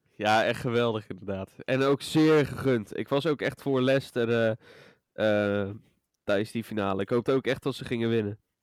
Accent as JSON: {"language": "Dutch", "town": "Rotterdam", "region": "South Holland", "country": "Netherlands", "said": "wij als Rotterdammers"}